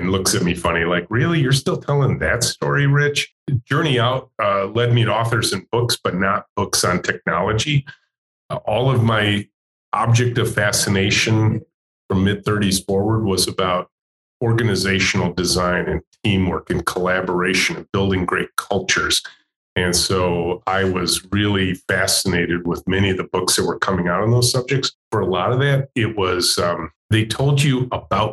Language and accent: English; Macomb County, Michigan, United States; I'm a pure Michigan kid. I grew up in Macomb County, just north of Detroit